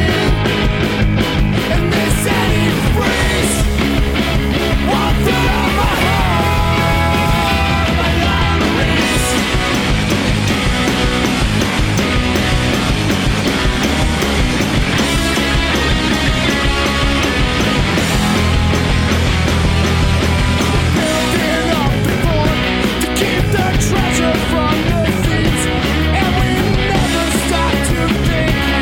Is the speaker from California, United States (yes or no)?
yes; Los Angeles, California, United States; my hometown of Los Angeles